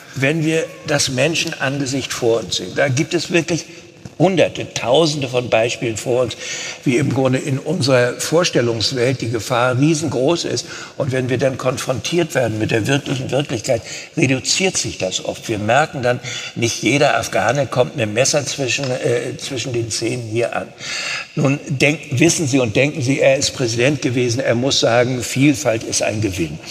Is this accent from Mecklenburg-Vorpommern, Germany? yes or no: yes; Rostock, Mecklenburg-Vorpommern, Germany; moved away as an adult; also born or lived in Cologne; weil ich meine mecklenburgische Heimat liebte, meine Ostsee, mein Rostock, Fischland da oben.